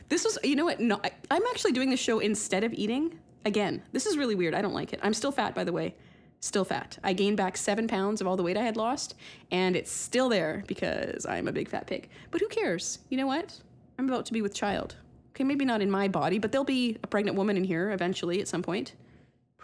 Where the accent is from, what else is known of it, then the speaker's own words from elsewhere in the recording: Canada; I'm Canadian